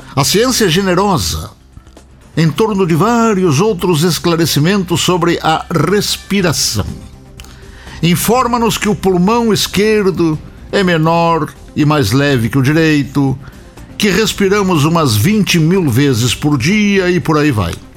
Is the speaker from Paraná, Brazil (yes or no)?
no; Rio Grande, Rio Grande do Sul, Brazil; moved away; no ginásio Lemo Júnior da cidade de Rio Grande, a cidade onde eu nasci